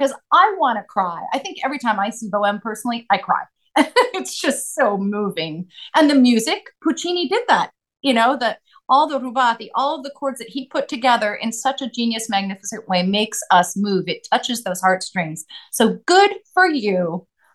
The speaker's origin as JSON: {"language": "English", "town": "Claremont", "region": "California", "country": "United States", "tie": "born or raised there", "also_born_or_lived": "Los Angeles, United States / St. Helena, United States", "said": "and then we moved to Claremont"}